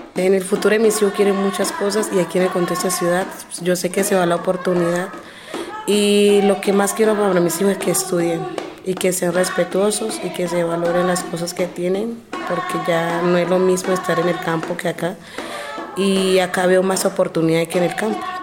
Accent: Chocó, Colombia; now in Bogotá, Colombia; no estamos acostumbrados a estar en este clima tan frío porque Chocó es caliente

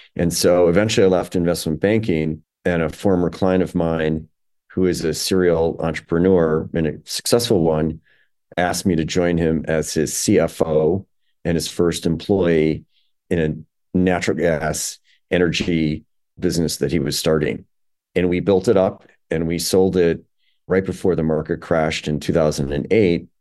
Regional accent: Chicago, Illinois, United States; also born or lived in New York; Illinois is my, my hometown, Chicago is my hometown

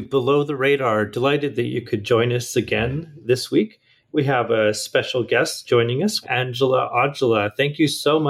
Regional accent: Williams Lake, British Columbia, Canada; I grew up in Williams Lake

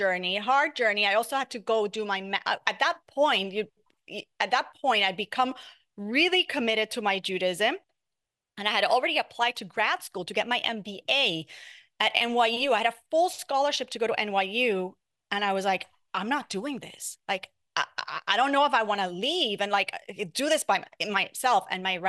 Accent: Puerto Rico, United States; I grew up in Puerto Rico and I loved it. I loved being in the beach. I loved being in the boat.

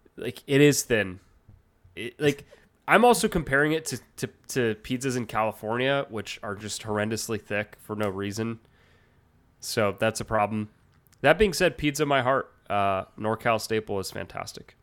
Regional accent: Canada; I'm Canadian

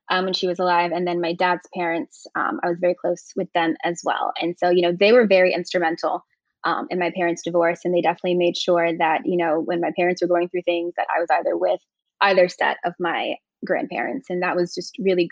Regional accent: Virginia Beach, Virginia, United States; moved away as an adult; I grew up in Virginia Beach, Virginia, which is a very suburban area.

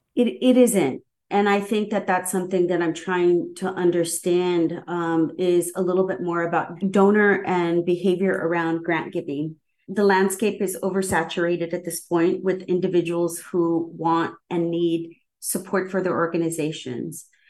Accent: Southern California, United States; also born or lived in New York; now in Seattle, United States; I come from SoCal and grew up in a Chicano neighborhood

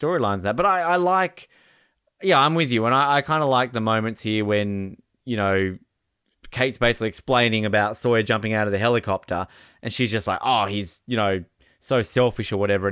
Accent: Tasmania, Australia; accent: Australian; I'm from Tasmania.

